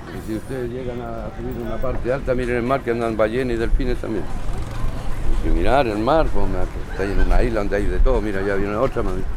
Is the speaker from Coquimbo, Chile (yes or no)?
no; Concepción, Biobío, Chile; now in Easter Island, Chile; yo soy de Concepción, de la Estada región